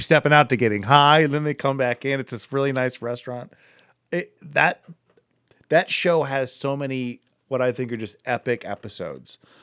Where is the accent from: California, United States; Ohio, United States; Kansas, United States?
Ohio, United States; Akron; more in the Akron area